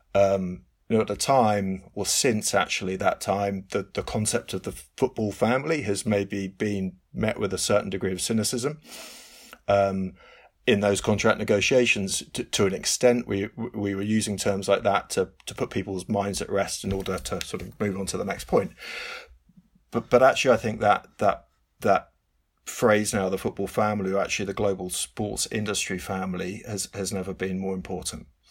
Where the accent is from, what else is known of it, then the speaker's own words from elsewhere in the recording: England, United Kingdom; it's England, it's my home country